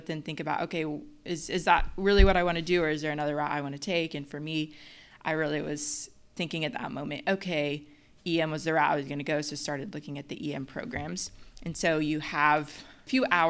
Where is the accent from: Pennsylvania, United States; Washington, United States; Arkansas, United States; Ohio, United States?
Arkansas, United States; Little Rock; moved away as an adult; also born or lived in Memphis, Tennessee; I'm originally from Little Rock, Arkansas. I've lived in Memphis, Tennessee for the last 10 years or so